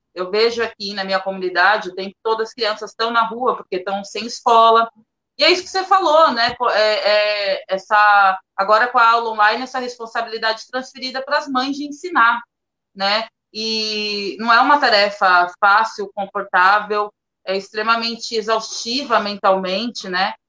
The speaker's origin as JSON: {"language": "Portuguese", "town": "Praia Grande", "region": "São Paulo", "country": "Brazil", "said": "eu sou de Praia Grande, mais especial assim, no fundão de Praia Grande, do Caixara"}